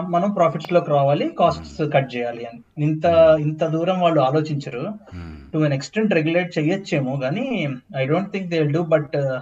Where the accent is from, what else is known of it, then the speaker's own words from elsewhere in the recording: India; accent: Indian; now in Scotland, United Kingdom; నా యాక్సెంట్ అంటే Indian accent